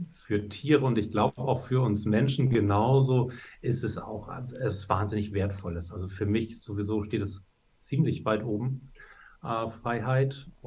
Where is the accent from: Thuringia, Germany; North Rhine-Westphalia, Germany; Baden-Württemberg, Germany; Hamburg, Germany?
Hamburg, Germany; bin ich in Hamburg zur Schule gegangen gegangen